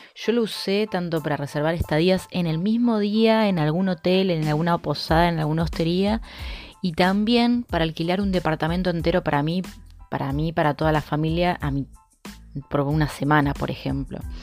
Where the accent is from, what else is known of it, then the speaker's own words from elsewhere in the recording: Argentina; now in Brazil; en mi país